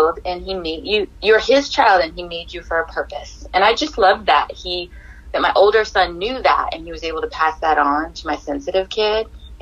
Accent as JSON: {"language": "English", "region": "Hawaii", "country": "United States", "said": "I am a DJ from Hawaii"}